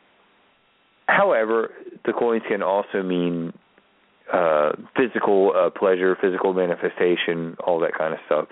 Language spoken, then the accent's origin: English; Baltimore, Maryland, United States; I'm a white guy from Baltimore City